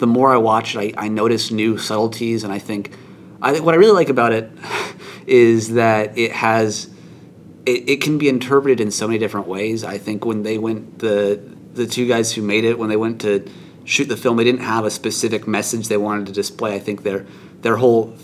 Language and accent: English; Washington, United States; I'm from Washington, like more south